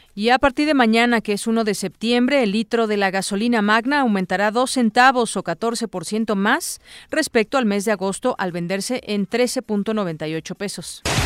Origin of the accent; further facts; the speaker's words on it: Mexico; lo sentimos como mexicanos